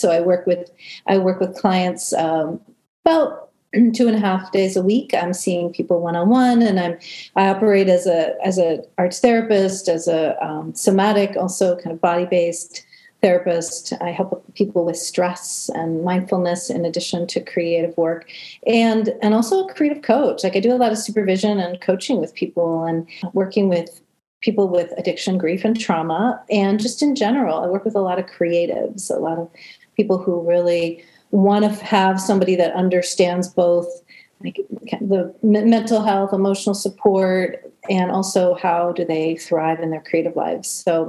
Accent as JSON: {"language": "English", "town": "Cleveland", "region": "Ohio", "country": "United States", "tie": "born or raised there", "also_born_or_lived": "Washington, D.C.", "said": "I grew up in Cleveland, Ohio. Basically, I was born in DC and we moved around a lot as a kid. And but a lot of my formative years were in Cleveland, Ohio, which is a huge music town."}